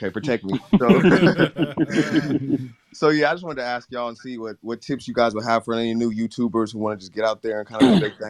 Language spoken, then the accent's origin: English; California, United States; Oh, okay. I'm from Cali.